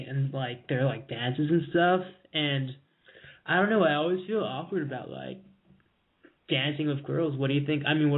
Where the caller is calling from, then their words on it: Connecticut, United States; I'm 20. I'm calling from Connecticut.